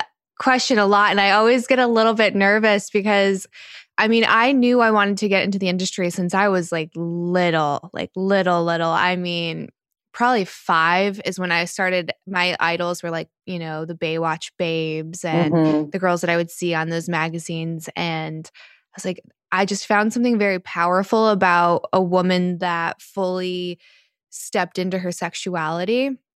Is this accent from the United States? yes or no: yes; North Carolina, United States; 31, about to be 32, and North Carolina.